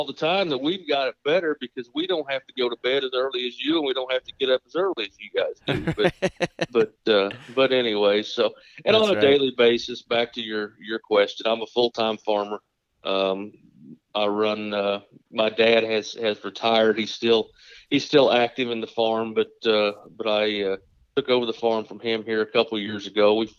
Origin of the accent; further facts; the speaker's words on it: Gallatin, Missouri, United States; Well, I'm from North Central Missouri. Gallatin, Missouri is what I call home. And I guess in full disclosure, I'll be 42 here next month